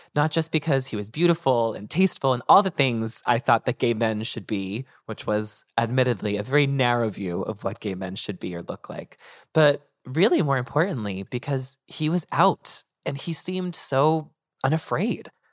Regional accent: North Andover, Massachusetts, United States; moved away as an adult; now in New York City, United States; my hometown, which was North Andover, Massachusetts

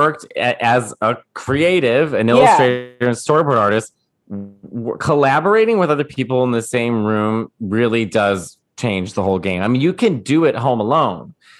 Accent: Chicago, Illinois, United States; I'm from Chicago.

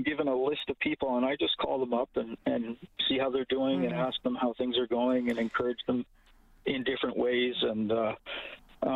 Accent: St. Albert, Alberta, Canada; moved away as an adult; now in Edmonton, Canada; I grew up in St. Albert, and I'm sort of cut off from St. Albert

